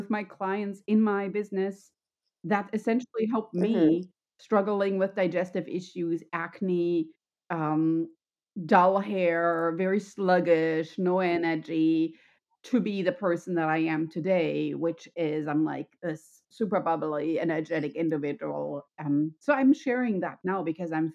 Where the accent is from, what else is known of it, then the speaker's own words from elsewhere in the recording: Germany; English is a second language; moved away as an adult; also born or lived in California, United States; now in San Luis Obispo, United States; growing up in Germany